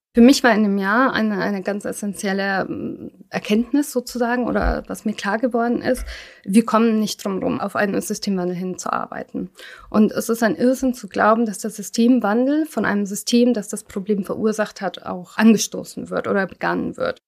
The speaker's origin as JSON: {"language": "German", "country": "Germany", "tie": "born or raised there", "said": "ich bin nicht in Deutschland geboren, war aber noch so klein, als wir kamen"}